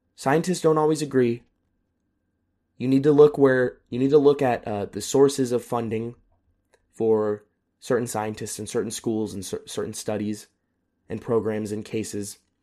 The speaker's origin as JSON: {"language": "English", "country": "United States", "moved": "yes", "lives_now": "Europe", "said": "I am very proud and very grateful to be an American"}